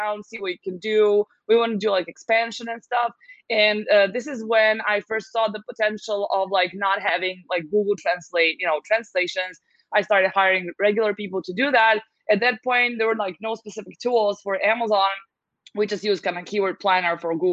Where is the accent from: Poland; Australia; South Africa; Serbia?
Serbia; also born or lived in United States; I happen to be born and raised in Serbia, so this is where my base is